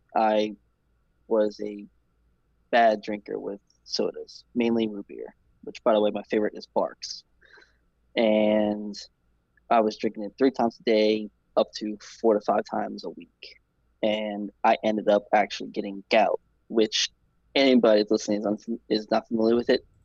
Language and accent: English; New Orleans, Louisiana, United States; I'm from New Orleans, born and raised in New Orleans.